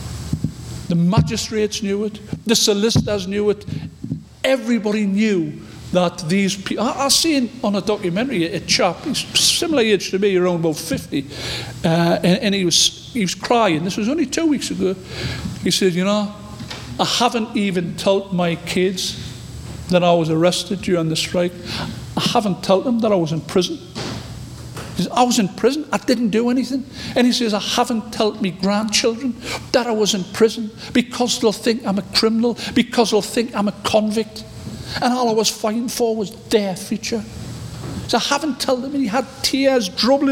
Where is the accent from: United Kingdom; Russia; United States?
United Kingdom; North East England; I'm from the North East